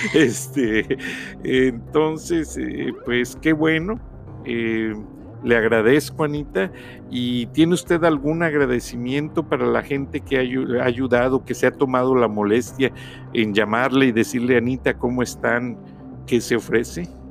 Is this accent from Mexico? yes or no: yes; Mexico; somos mexicanos